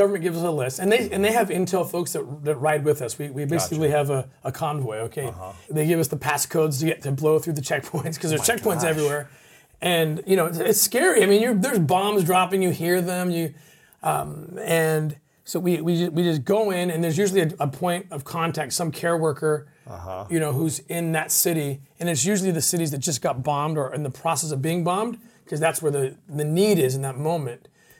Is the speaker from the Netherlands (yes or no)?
yes; Netherlands; English is a second language; I'm like, I'm a Dutch, I'm from Holland, I'm just getting, helping.